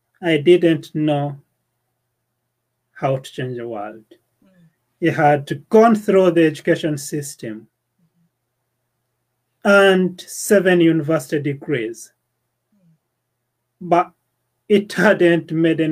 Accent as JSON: {"language": "English", "country": "Uganda", "tie": "born or raised there", "moved": "as an adult", "lives_now": "United Kingdom", "said": "the village I was born in Uganda, and the school I went"}